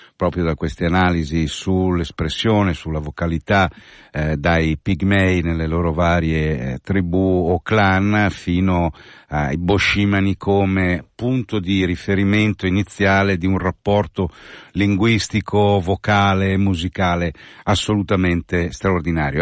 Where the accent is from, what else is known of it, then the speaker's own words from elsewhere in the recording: San Giovanni in Croce, Lombardy, Italy; Dalle mie parti siamo Cussole e San Giovanni in Croce